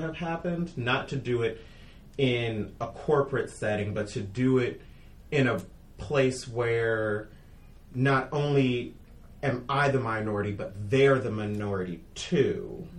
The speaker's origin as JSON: {"language": "English", "town": "Detroit", "region": "Michigan", "country": "United States", "said": "I'm from Detroit. You know, in my community, it was not until I went to Peace Corps where I was a minority and felt like a minority."}